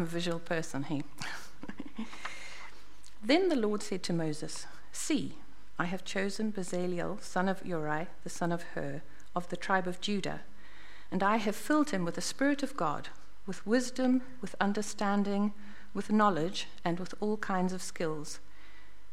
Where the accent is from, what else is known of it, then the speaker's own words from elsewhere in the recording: Zimbabwe; moved away as an adult; also born or lived in Botswana; now in New Zealand; I was born in Zimbabwe and grew up in Zimbabwe.